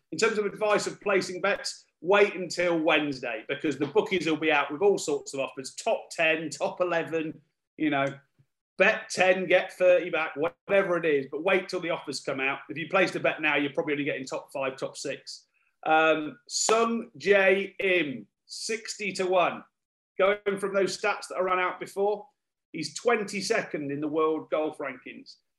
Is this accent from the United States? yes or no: no; United Kingdom; We're all a little bit embarrassed about being British